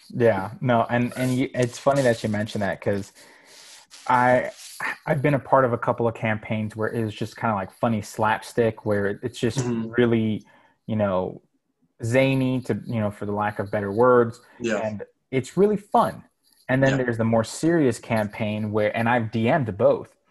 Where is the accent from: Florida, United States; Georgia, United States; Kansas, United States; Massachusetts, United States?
Florida, United States; Miami; now in Charlotte, United States; being Cuban, growing up in Miami